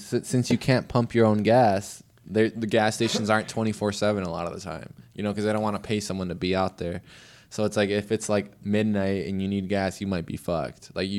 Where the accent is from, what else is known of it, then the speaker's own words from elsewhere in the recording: Wisconsin, United States; moved away as an adult; now in Eugene, United States; growing up in Wisconsin